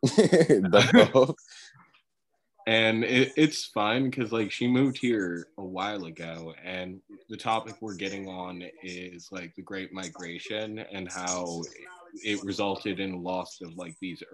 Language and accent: English; suburbs of New Jersey, United States; also born or lived in New Orleans, Louisiana; I grew up in Caucasia. I'm like suburbs of Jersey